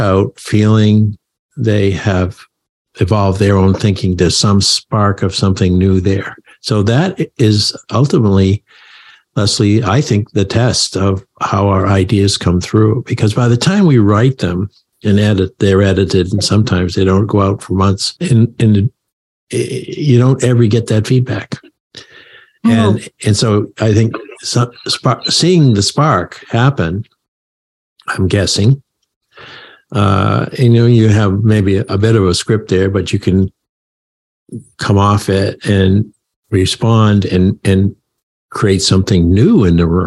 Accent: Maine, United States; now in Connecticut, United States; I live now in the land of steady habits, Connecticut, but I grew up in Maine

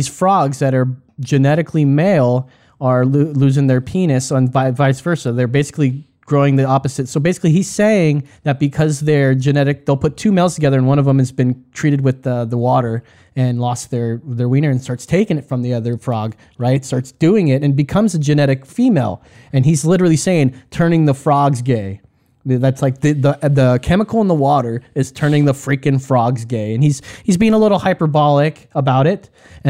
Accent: Texas, United States; You know, I'm a proud American, Texan American. That's right.

